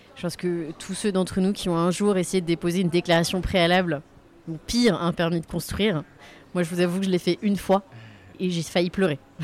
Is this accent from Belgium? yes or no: no; Limoges, Nouvelle-Aquitaine, France; je viens de Limoges, on sortait tous les week-ends aller voir mes grands-parents qui vivent dans un village, je sais pas, à 10 km de Limoges